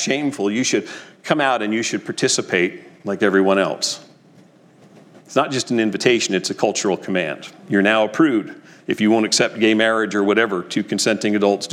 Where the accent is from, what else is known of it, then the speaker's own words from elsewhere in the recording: New Jersey, United States; When I was a kid growing up in North Jersey